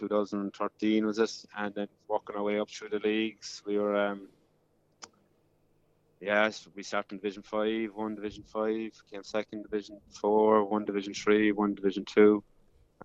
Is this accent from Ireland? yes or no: yes; Ireland; now in Perth, Australia; being Irish